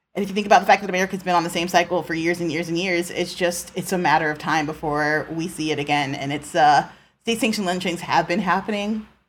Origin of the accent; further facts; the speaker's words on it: United States; an American citizen